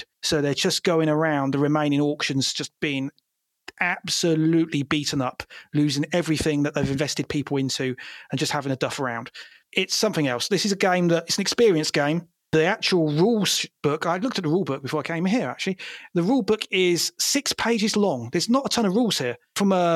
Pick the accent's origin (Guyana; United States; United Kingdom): United Kingdom; I'm British